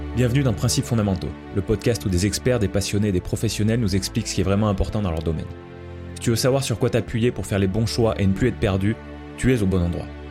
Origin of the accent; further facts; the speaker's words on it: France; on est français tous les deux